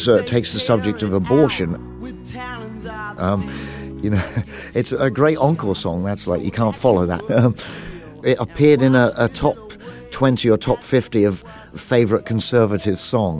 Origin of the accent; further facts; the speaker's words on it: England, United Kingdom; I grew up in England, in the country there